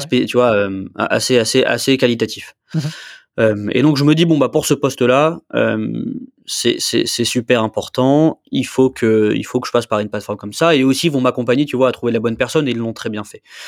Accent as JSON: {"language": "French", "town": "Nice", "region": "Provence-Alpes-Côte d'Azur", "country": "France", "said": "je viens de Nice, hein. mm. je, suis niçois. Hein. Tu vois, j'habite toujours à Nice d'ailleurs"}